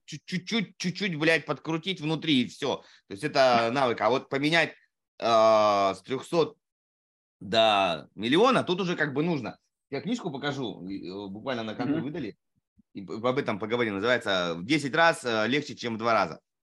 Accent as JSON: {"language": "Russian", "town": "Saratov", "region": "Saratov Oblast", "country": "Russia", "moved": "yes", "said": "Я сам из Саратова"}